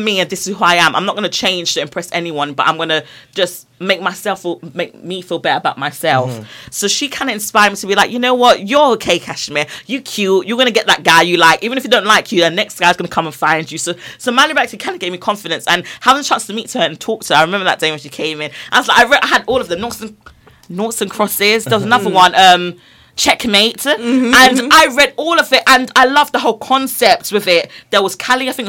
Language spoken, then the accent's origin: English; London, United Kingdom; I'm from Brixton